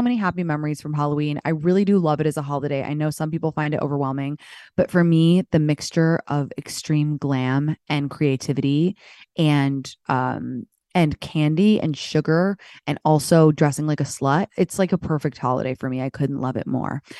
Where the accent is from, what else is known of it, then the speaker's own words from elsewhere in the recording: London, United Kingdom; moved away; I grew up in London